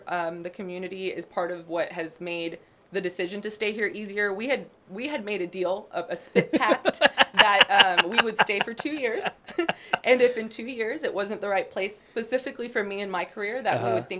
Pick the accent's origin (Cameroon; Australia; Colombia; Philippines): Colombia; Bogotá; now in Waco, United States; I was born in Bogota, Colombia, mm-hmm. to a Mexican-American mom, okay. and a Colombian dad.